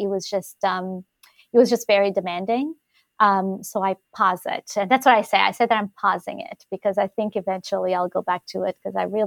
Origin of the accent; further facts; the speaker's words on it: Portugal; moved away as an adult; now in St. John's, Canada; I'm originally from Portugal